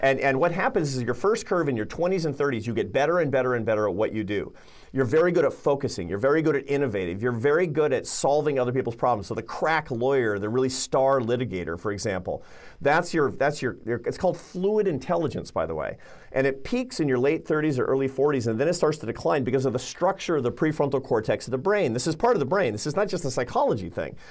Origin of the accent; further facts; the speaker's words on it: Seattle, Washington, United States; I grew up in Seattle, Washington